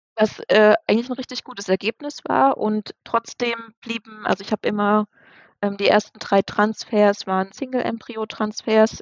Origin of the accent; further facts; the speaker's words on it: near Dresden, Saxony, Germany; now in near Osnabrück, Germany; wir kommen ursprünglich ähm, aus Dresden, beziehungsweise aus der Nähe von Dresden und wohnen jetzt ähm, in der Nähe von Osnabrück